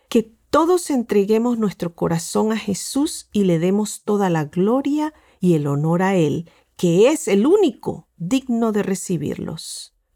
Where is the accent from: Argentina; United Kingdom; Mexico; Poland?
Argentina; born there; El doctor Gustavo Squarson y yo nacimos en la Argentina.